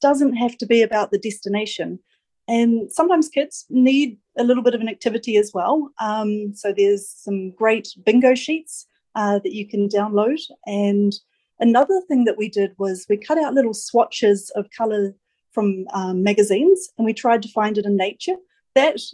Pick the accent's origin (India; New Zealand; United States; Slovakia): New Zealand; now in Auckland, New Zealand; I grew up near Mount Ruapehu